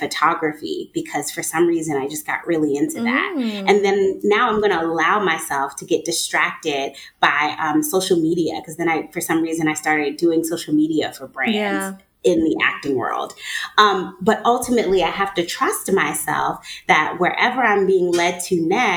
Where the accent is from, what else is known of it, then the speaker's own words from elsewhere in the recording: New York, United States; now in Atlanta, United States; I'm from New York.